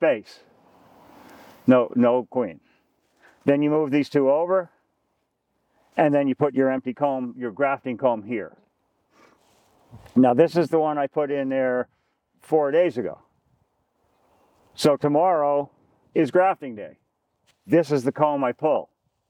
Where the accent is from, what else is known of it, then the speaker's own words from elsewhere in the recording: Long Island, New York, United States; now in Vermont, United States; I was brought up on Long Island